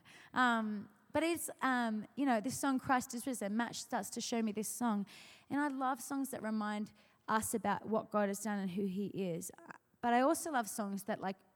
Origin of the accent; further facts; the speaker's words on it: Australia; moved away; I'm from Australia